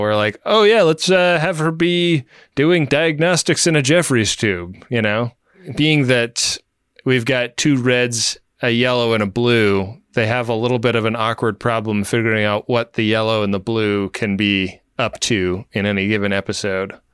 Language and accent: English; Oakland, California, United States; my hometown.